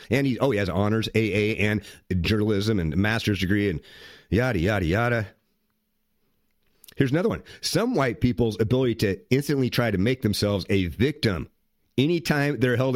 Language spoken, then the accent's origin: English; Saginaw, Michigan, United States; also born or lived in Flint; I'm from Saginaw, spent a lot of time in Flint. I've never seen this many white people in Flint in my life.